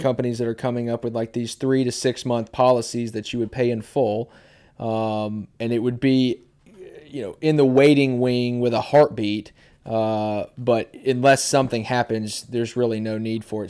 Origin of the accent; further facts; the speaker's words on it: Bellevue, Tennessee, United States; now in Dickson, United States; I grew up in Bellevue